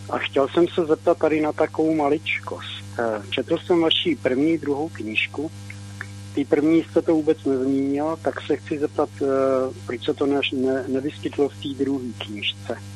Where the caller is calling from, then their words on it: Česká Lípa, Liberec Region, Czechia; z Český Lípy Zdravím pana VK